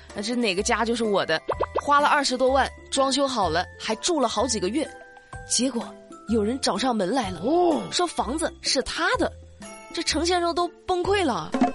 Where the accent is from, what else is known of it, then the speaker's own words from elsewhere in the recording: Hunan, China; 我说的就是标准的普通话呀，我也是标准的湖南人啊